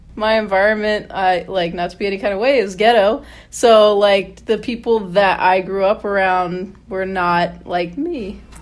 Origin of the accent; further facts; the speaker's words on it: Michigan, United States; I hail from Michigan